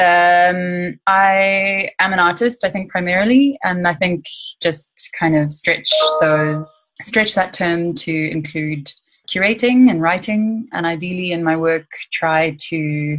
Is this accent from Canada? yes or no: no; Johannesburg, Gauteng, South Africa; I'm from Johannesburg, as Anthea has said, and I have studied in Cape Town at the Michaelis School of Fine Art, and then worked as an artist for about 5 years in Johannesburg